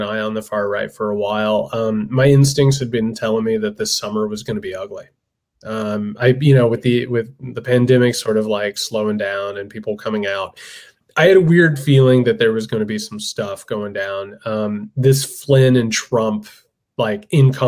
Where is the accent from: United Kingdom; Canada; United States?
United States; Indiana; I'm from Indiana. I come from a working class, poor as dirt family, factory workers, laborers, all